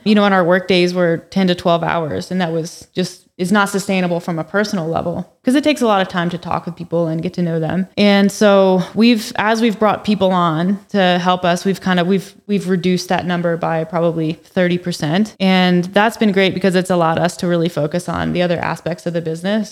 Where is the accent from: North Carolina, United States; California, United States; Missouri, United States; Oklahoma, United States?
North Carolina, United States; moved away as an adult; now in Calgary, Canada; I'm actually from North Carolina originally, so I've only been here since two thousand and seventeen.